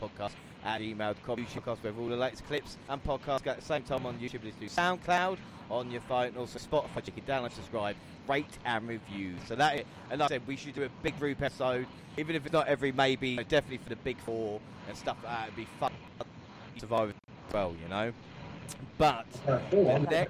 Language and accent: English; South East England, United Kingdom; I'm from London